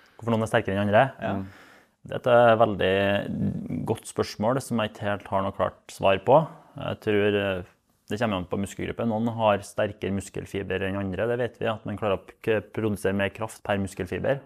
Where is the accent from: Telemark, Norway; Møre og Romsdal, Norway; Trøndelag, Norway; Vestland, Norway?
Trøndelag, Norway; jeg er fra Osning